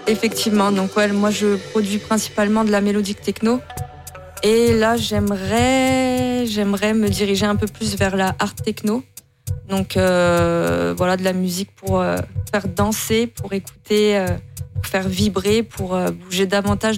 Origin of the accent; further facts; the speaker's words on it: the North, Hauts-de-France, France; moved away as an adult; now in Toulouse, France; À la base, je viens du Nord. Ça fait 10 ans que j'habite à Toulouse